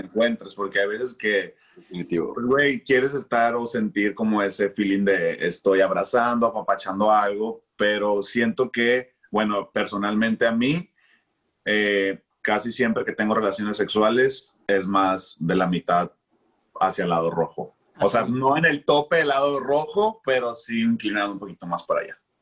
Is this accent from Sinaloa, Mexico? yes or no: yes; Culiacán, Sinaloa, Mexico; also born or lived in Mexico City; Soy de Culiacán, Sinaloa, y ahorita acá andamos viviendo en el norte